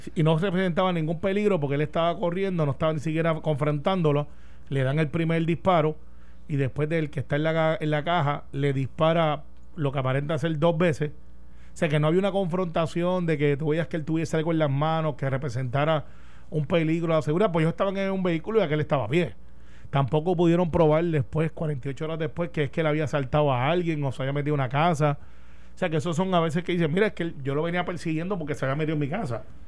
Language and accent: Spanish; Puerto Rico; also born or lived in Palm Bay, Florida, United States